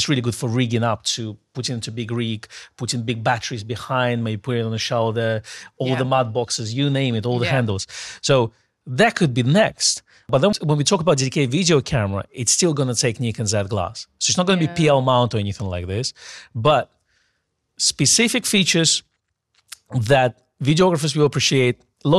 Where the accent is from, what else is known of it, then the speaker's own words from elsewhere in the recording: England, United Kingdom; Because I'm English.